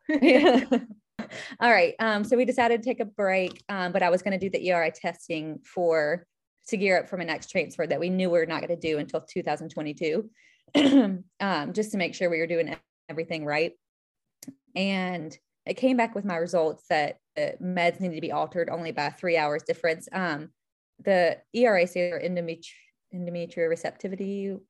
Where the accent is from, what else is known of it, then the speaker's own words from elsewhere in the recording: Charlotte, North Carolina, United States; now in Charleston, United States; originally from Charlotte